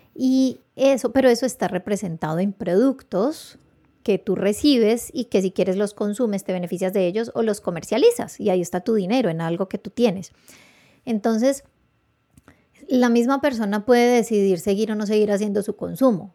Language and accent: Spanish; Palmira, Valle del Cauca, Colombia; yo me crié en el Ingenio Manuelita y mi papá trabajó 25 años en el Ingenio Manuelita